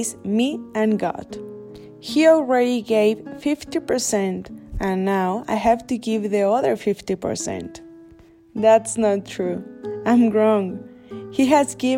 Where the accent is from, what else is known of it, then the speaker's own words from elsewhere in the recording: Mexico; I am from Mexico